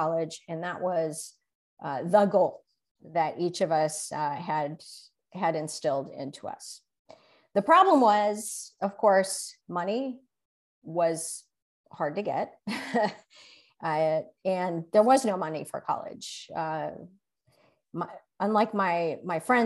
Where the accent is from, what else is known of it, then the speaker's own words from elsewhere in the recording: Chicago, Illinois, United States; I did grow up in Chicago. I spent most of my life in Chicago